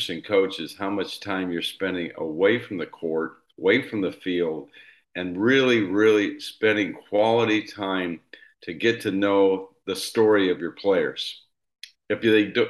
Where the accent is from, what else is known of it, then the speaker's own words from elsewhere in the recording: Indiana, United States; I grew up here in Indiana and lived in a small town of 500 people